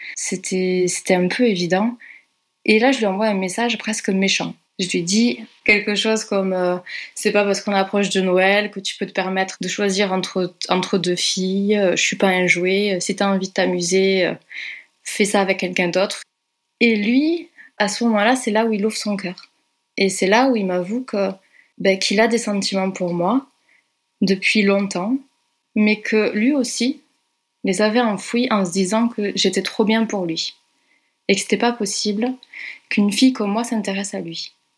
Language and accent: French; Carcassonne, Occitania, France; moved away as an adult; also born or lived in Brussels, Belgium; je suis originaire de Carcassonne